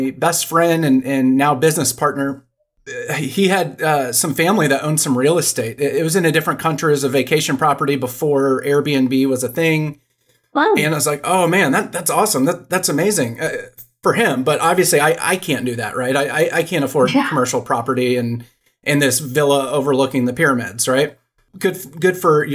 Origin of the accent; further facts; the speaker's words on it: Dallas, Texas, United States; I grew up in Dallas.